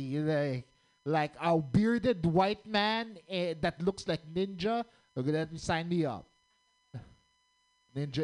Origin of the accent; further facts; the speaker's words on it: Philippines; moved away; I'm actually from the Philippines